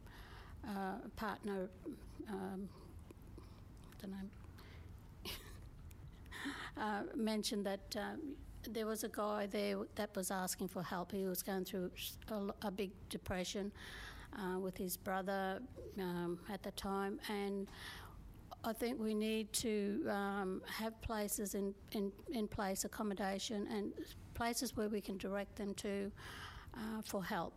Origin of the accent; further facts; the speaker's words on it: Innisfail, Queensland, Australia; I'm from Innisfail, as Gulladu is